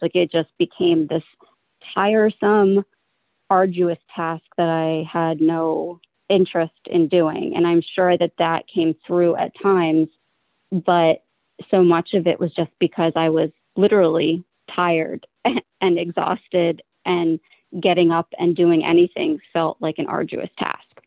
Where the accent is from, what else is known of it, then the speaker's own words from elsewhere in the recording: Philadelphia, Pennsylvania, United States; I have lived in this area my entire life. I lived in the suburbs, close, not far from where I live now, and then moved into Philadelphia with my mom, where I was from third grade all the way through the middle of high school